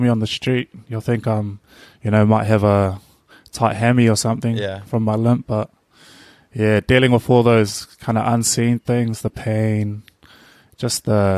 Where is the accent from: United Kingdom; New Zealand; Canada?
New Zealand; Auckland; moved away as an adult; also born or lived in Invercargill, New Zealand; now in Cook Islands; growing up in Auckland City